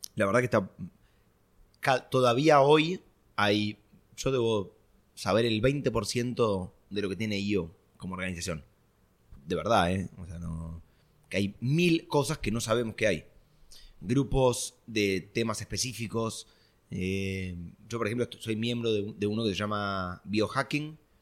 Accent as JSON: {"language": "Spanish", "country": "Argentina", "said": "yo era argentino"}